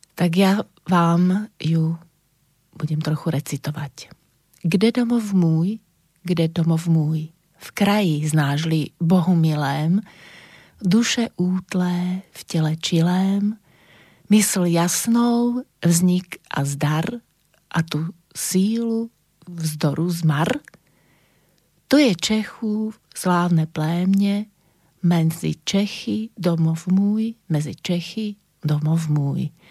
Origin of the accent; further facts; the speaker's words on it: Banská Bystrica, Banská Bystrica Region, Slovakia; Narodila som sa v roku 1963 v Banskej Bystrici a to bolo Československo